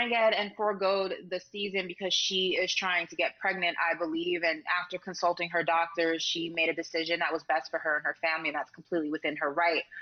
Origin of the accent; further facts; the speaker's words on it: New York, United States; Like in my home state of New York, you need to show your vaccination status to enter any facility.